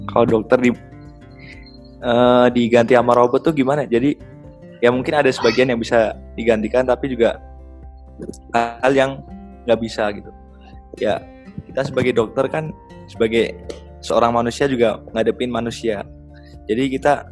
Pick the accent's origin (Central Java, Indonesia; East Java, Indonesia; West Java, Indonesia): Central Java, Indonesia; Magelang; Asal gue dari Magelang.